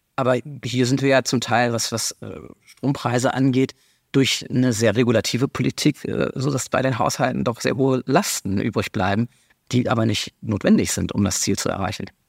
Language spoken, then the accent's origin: German; Germany; wir als Deutsche